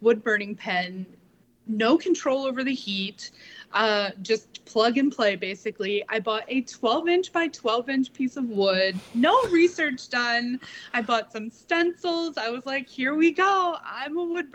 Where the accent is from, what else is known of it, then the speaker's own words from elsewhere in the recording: Midwest, United States; now in Daytona Beach, United States; I'm originally from the Midwest